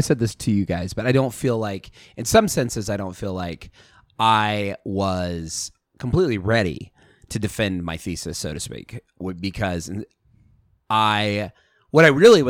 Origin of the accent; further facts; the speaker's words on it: Idaho, United States; well, I'm from Idaho, so I say fur.